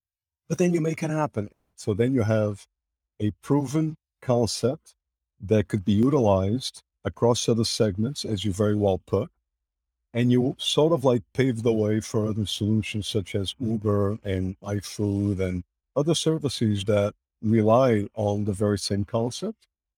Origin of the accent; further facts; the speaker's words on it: Portugal; English is a second language; The world was linear, small, analogic, and more so the little village that I grew up in Portugal. Probably about 15,000 folks lived in that city at the time.